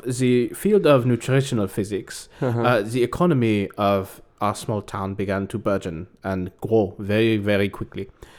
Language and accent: English; Berlin, Germany; I grew up in Berlin. But we grew up in a little bit outside of Berlin in a small town called Weißesbrock.